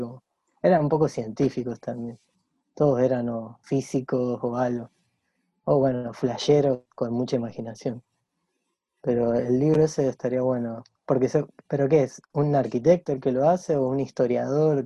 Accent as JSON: {"language": "Spanish", "town": "Rosario", "region": "Santa Fe", "country": "Argentina", "tie": "born or raised there"}